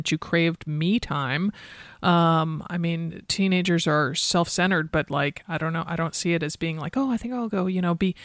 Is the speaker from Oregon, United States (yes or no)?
no; Stamford, Connecticut, United States; I grew up in Stamford, Connecticut